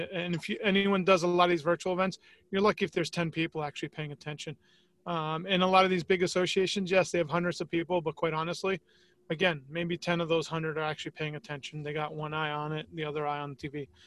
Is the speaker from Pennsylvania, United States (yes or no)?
no; New York, United States; moved away as an adult; now in Tampa, United States; growing up in New York